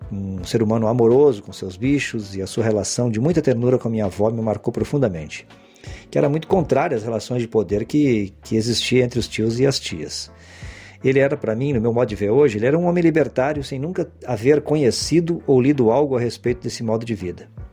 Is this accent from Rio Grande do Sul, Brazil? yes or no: yes; Porto Alegre, Rio Grande do Sul, Brazil; de Porto Alegre e da região metropolitana, que é onde eu nasci e vivi boa parte da minha infância e adolescência